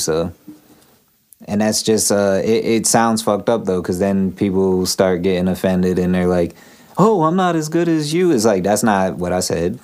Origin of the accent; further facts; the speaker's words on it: Pennsylvania, United States; being born in Pennsylvania in the U.S.